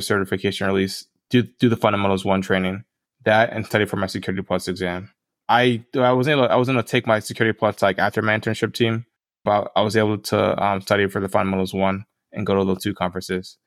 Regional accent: Tampa, Florida, United States; moved away; I grew up in Tampa, Florida. That's where I'm from originally

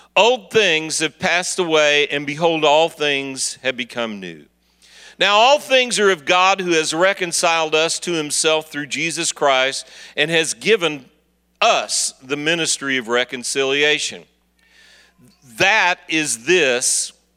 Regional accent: Kansas City, Missouri, United States; I'm from Kansas City, Missouri

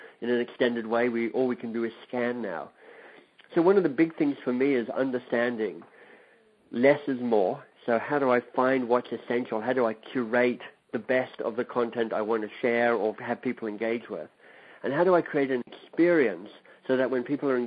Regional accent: Australia; moved away as an adult; also born or lived in England; I studied in Australia because I'm Australian by birth.

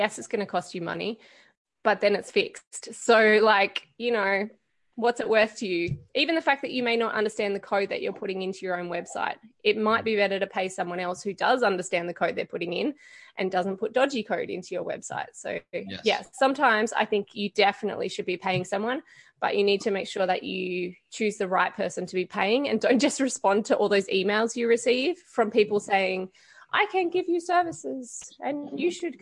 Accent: Canberra, Australian Capital Territory, Australia; we're from Canberra

